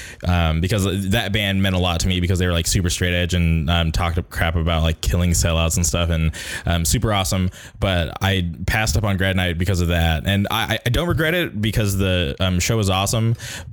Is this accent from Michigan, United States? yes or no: no; Southern California, United States; Yeah, I grew up in Southern California